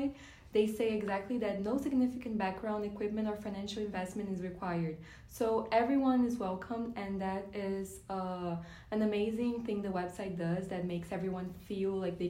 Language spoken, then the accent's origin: English; Brazil; now in Florida, United States; I'm from Brazil